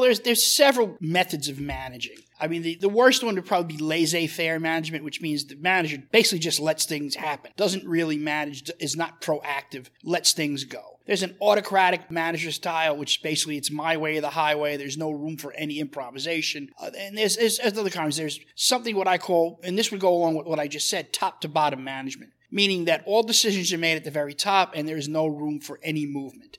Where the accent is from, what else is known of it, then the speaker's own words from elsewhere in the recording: New York City, New York, United States; I grew up in Brooklyn in the in the seventies